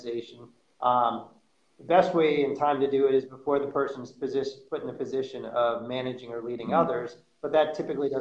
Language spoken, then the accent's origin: English; New York City, New York, United States; also born or lived in Florida; born and raised in New York City in Manhattan.